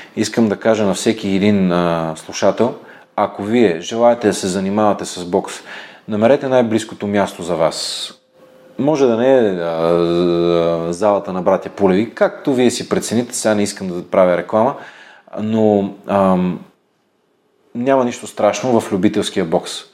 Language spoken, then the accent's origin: Bulgarian; Bulgaria; сме българи